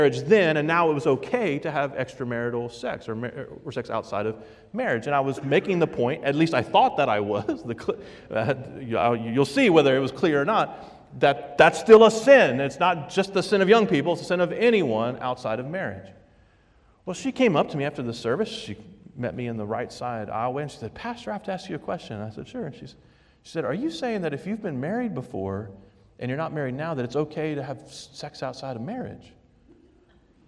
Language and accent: English; the South, United States; moved away as an adult; now in Vermont, United States; I'm from the South